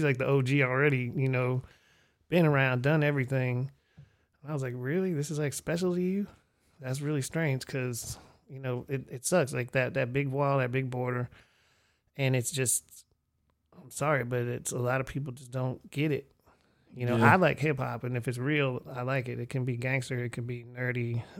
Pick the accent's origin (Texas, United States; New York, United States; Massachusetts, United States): Texas, United States; Houston; now in Austin, United States; And I came from Houston where it was real serious and hardcore, which I also love.